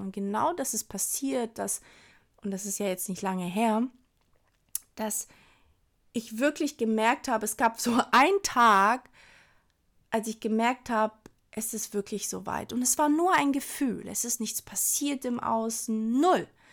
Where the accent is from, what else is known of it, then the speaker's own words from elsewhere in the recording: Hamburg, Germany; als Hamburger